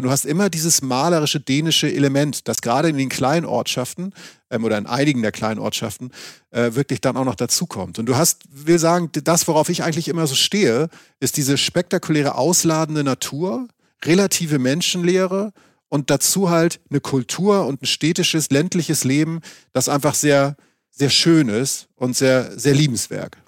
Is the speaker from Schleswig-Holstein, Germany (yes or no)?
yes; Schleswig-Holstein, Germany; moved away; ich komme ja aus Schleswig-Holstein, wie man manchmal noch so durchhört